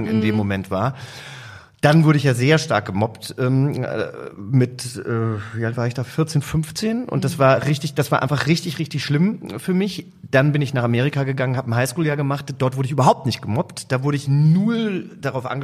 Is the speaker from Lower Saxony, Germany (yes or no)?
no; Langgöns, Hesse, Germany; also born or lived in Butzbach; Ich komme aus Langgöns.